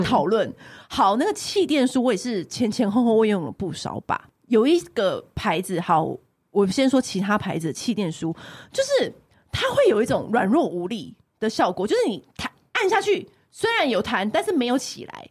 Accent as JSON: {"language": "Chinese", "country": "Taiwan", "said": "我们台湾人"}